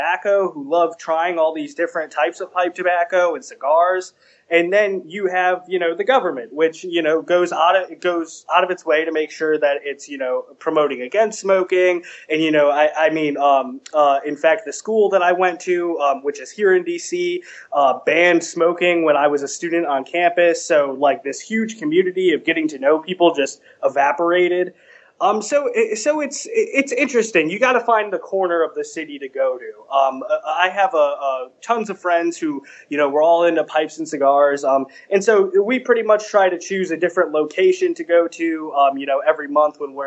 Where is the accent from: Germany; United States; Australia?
United States; New England; now in Washington, D.C., United States; I'm from the New England area originally, but I live and work in D.C.